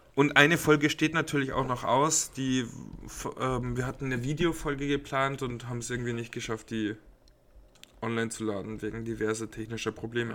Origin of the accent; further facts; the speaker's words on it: Passau, Bavaria, Germany; moved away; bei uns in Passau, also damals, wo ich auch noch in Passau gelebt habe